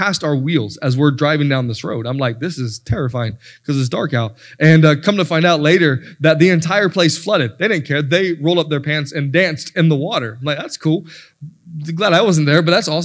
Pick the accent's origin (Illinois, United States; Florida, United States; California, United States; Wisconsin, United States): Florida, United States; moved away; I'm from Florida